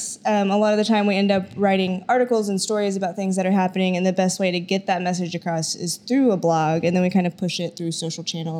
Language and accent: English; Oklahoma, United States